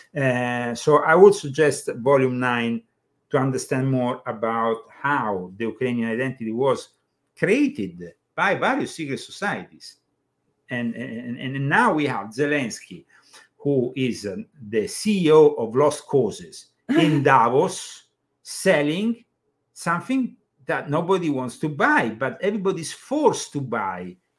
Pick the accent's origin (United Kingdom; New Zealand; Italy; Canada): Italy; English is a second language; moved away as an adult; now in United States; I come from Italy